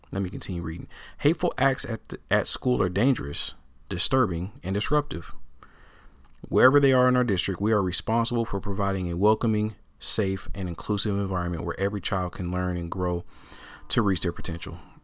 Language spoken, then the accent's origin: English; Portland, Oregon, United States; I am born and raised in Portland, Oregon, all right? Uh, it's my hometown, uh, and I'm still here